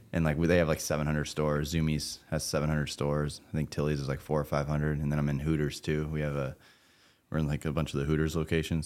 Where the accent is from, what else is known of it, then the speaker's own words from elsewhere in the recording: Florida, United States; I'm from Florida